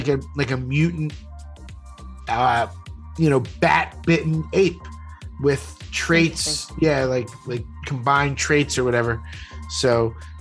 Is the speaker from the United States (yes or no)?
yes; Philadelphia, Pennsylvania, United States; We grew up in Northeast Philly, went to rival high schools